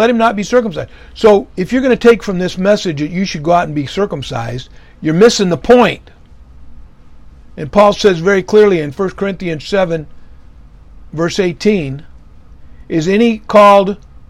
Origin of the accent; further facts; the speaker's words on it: United States; I was born in America in the 50s